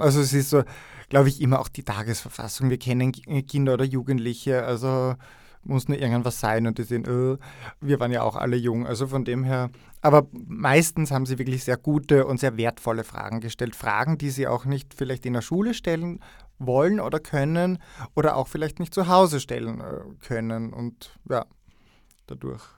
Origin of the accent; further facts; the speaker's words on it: Styria, Austria; moved away as an adult; also born or lived in Graz; now in Vienna, Austria; Aus der Steiermark, aus der schönen Schilcher Gegend, genauer genommen aus Steins äh, in der Südweststeiermark. Ein kleines Dorf, ein steirisches, unbeugsam, nein. Ähm, der Schilcher macht uns wirklich stark und vor mittlerweile elf Jahren bin ich nach Wien gekommen. Also ich habe in der Steiermark meine Matura gemacht und die ersten 20 Jahre meines Lebens dort verbracht